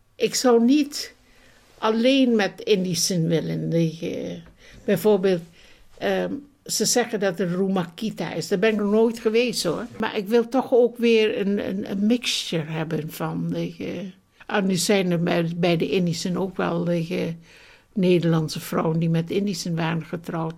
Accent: Bandung, West Java, Indonesia; moved away; also born or lived in Roermond, Netherlands / London, United Kingdom; ik uit Bandung kwam.

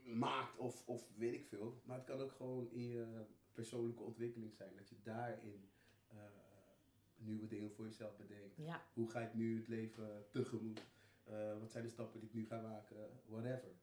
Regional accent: Netherlands; ik ben hier geboren, natuurlijk, ik ben Nederlander.

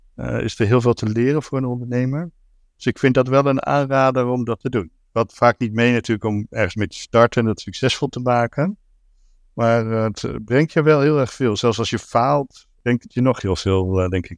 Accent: Zeeland, Netherlands; moved away as an adult; also born or lived in Rotterdam; Ik ben eigenlijk opgegroeid in Zeeland. Ik ben in Rotterdam geboren. Toen ik drie was naar Zeeland verhuisd en daar tot mijn twintigste

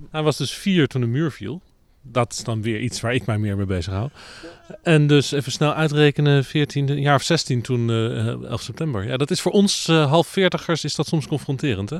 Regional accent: The Hague, South Holland, Netherlands; dan kom ik uit Den Haag

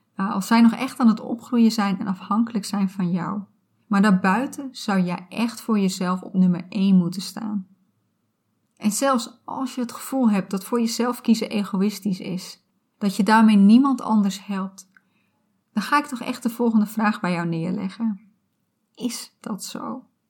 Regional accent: Friesland, Netherlands; Ik ben opgegroeid in Friesland

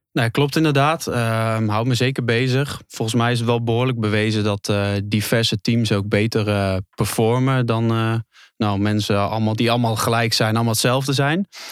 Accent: Netherlands; geboren in Nederland

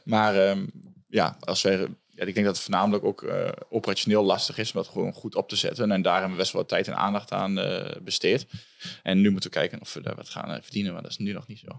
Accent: Hengelo, Overijssel, Netherlands; now in Enschede, Netherlands; ik kom uit Hengelo. Ik woon nu in Enschede.

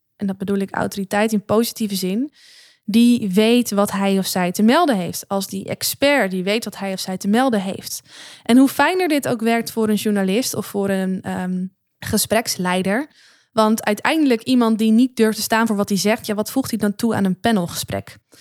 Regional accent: Netherlands; ben ik ook maar gewoon een Nederlander.

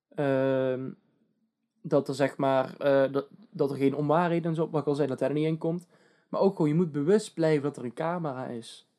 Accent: Netherlands; wij zijn Nederlanders

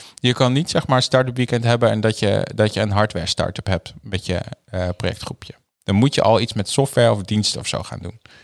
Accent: Groningen, Netherlands; ik kom ook uit Groningen, dus ik ben echt een stadje eigenlijk

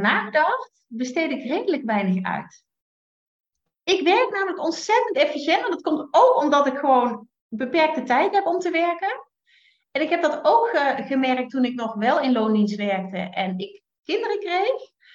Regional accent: Limburg, Netherlands; also born or lived in Utrecht / North Brabant; now in Drenthe, Netherlands; als Limburgse

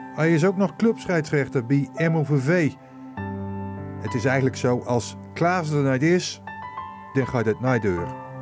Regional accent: Finsterwolde, Groningen, Netherlands; also born or lived in Oostwold; ik ben geboren in Vinnewold. Nooit in het dorp, maar de boeten.

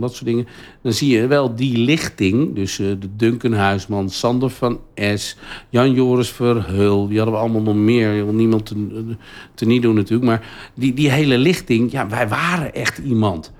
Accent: Huizen, North Holland, Netherlands; also born or lived in Naarden; Nou, ik ben geboren in Naarden en ik woonde altijd in Huizen.

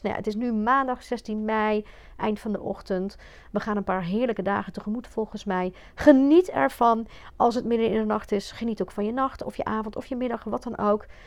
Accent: Belgium; now in Netherlands; ik kom uit België. Ik heb echt op een, een beetje ouderwetse klassieke ja, eh, katholieke school gezeten

